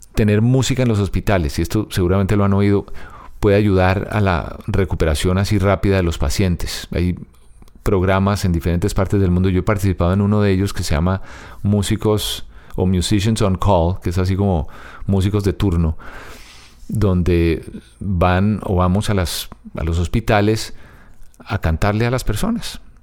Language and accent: Spanish; Bogotá, Colombia; Niza Antigua, que fue, así se llama el barrio donde yo nací y crecí